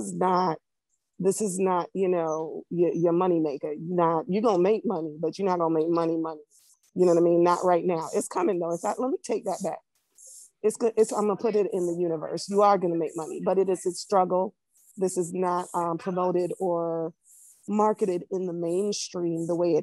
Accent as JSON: {"language": "English", "country": "Barbados", "tie": "born or raised there", "also_born_or_lived": "Jamaica", "moved": "yes", "lives_now": "South Florida, United States", "said": "Originally Barbados. I was born in Jamaica, but I'm not Jamaican. I was raised in Barbados"}